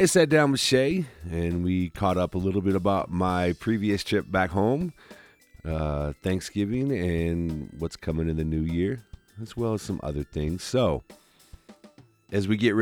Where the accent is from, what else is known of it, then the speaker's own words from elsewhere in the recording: Cedar Rapids, Iowa, United States; also born or lived in Des Moines, Iowa; I grew up in Cedar Rapids, Iowa, and my childhood home that I grew up